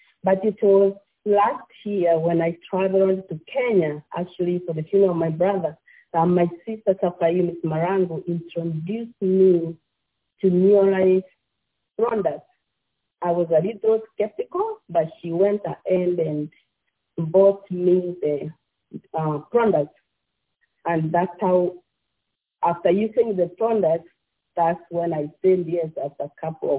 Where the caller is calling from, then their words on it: Ashburn, Virginia, United States; I'm calling from Ashburn, Virginia. I live here with my family.